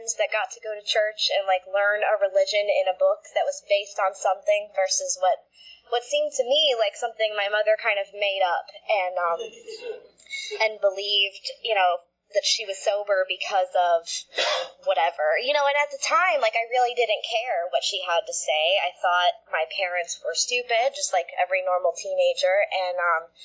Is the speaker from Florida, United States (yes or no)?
yes; Florida, United States; also born or lived in Connecticut; we moved down to Florida when I was like 5 or 6